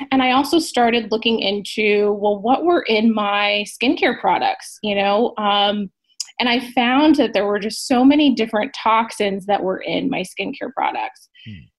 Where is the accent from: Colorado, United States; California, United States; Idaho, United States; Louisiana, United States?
California, United States; Southern; I'm from Southern California